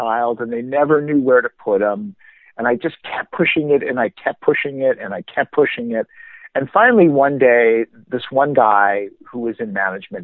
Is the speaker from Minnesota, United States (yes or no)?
yes; Minnesota, United States; I grew up in Minnesota